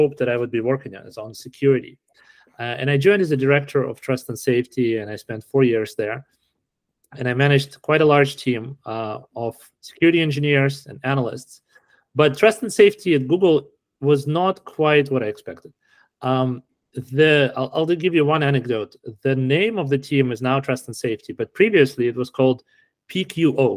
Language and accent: English; Kharkiv, Kharkiv Oblast, Ukraine; also born or lived in Canada; now in Silicon Valley, United States; I was born in Kharkiv. I grew up in Ukraine, then I immigrated to Canada, and then I landed here in Silicon Valley